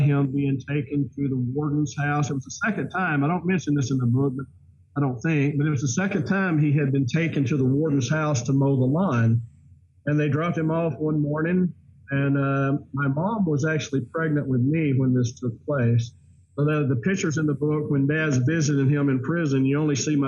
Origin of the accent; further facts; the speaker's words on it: Deep South, United States; growing up in the Deep South